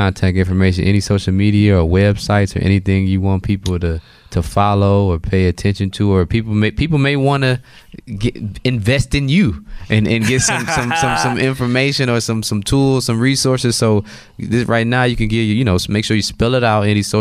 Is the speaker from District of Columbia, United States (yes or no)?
no; Detroit, Michigan, United States; also born or lived in Southfield, Michigan; now in Ohio, United States; I'm originally from Detroit